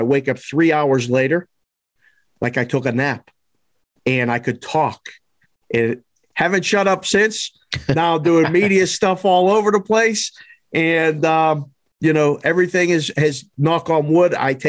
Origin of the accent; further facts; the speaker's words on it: Pittsburgh, Pennsylvania, United States; I started out, grew up and born and raised in Pittsburgh, around sports my whole life.